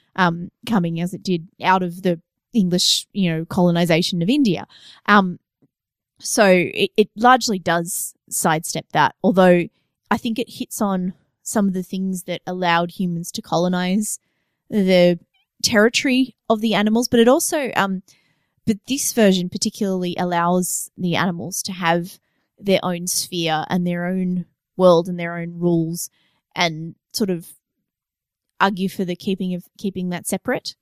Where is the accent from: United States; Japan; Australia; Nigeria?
Australia; I'm Australian